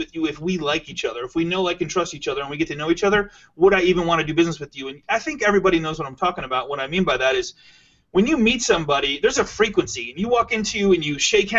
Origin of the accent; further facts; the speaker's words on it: Michigan, United States; I'm from Michigan